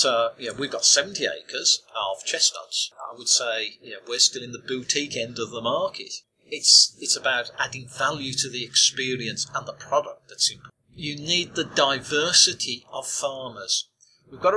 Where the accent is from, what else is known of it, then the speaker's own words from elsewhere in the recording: Australia; as an Australian